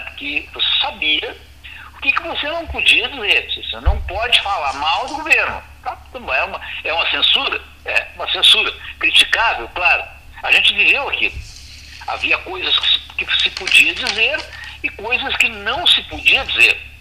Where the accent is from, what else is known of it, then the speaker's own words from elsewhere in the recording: Brazil; nós brasileiros